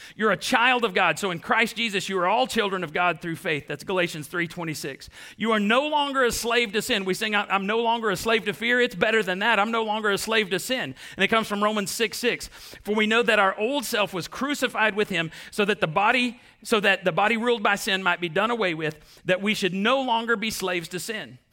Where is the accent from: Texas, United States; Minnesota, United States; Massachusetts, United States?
Texas, United States; Waco; we're from East Texas or from Texas, you know, we're from Waco